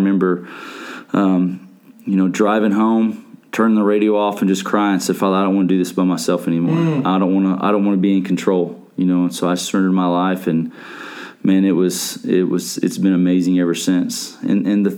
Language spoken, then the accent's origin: English; Allen, Texas, United States; now in Coppell, United States; I grew up in Allen. I guess we moved there when I was like in first grade